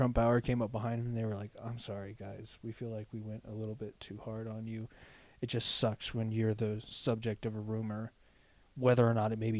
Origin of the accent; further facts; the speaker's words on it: Thornton, Colorado, United States; I was passing like all the old baseball fields that I used to practice at when I was growing up. All of the places that we spent like most of my childhood before we moved from Thornton to here.